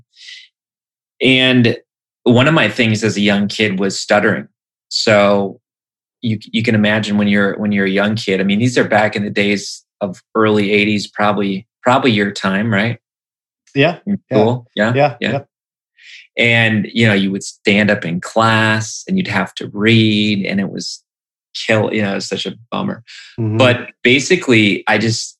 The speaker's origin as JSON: {"language": "English", "region": "Wisconsin", "country": "United States", "tie": "born or raised there", "said": "I grew up in Wisconsin"}